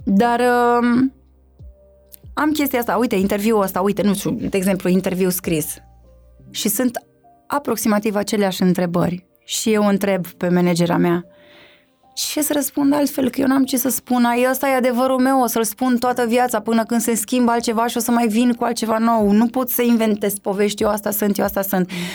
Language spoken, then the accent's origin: Romanian; Sebeș, Alba County, Romania; moved away as an adult; also born or lived in Cluj-Napoca, Romania; now in Bucharest, Romania; Am plecat din Sebeș în Cluj când aveam cred că nici 19 ani nu aveam